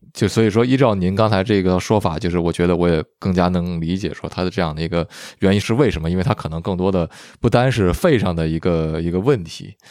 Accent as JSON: {"language": "Chinese", "region": "northern China", "country": "China", "also_born_or_lived": "Vancouver, Canada", "moved": "yes", "said": "我就说是北方"}